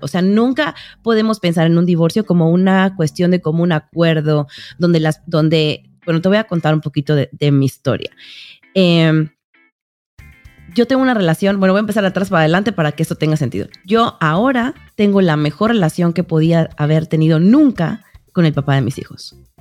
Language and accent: Spanish; Mexico; moved away as an adult; now in United States; yo soy mexicana, pero vivo en Estados Unidos hace 12 años